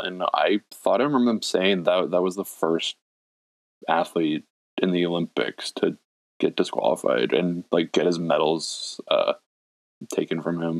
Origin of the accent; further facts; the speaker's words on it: British Columbia, Canada; I don't know anyone in like my city, in my province, in BC that says a boot.